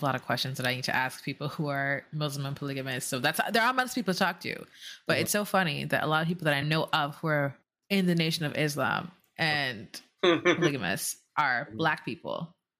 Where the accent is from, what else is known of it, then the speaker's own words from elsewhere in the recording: Jamaica; I'm from the Caribbean. I'm from Jamaica. A lot of Indians in the Caribbean, a lot of Chinese people in the Caribbean.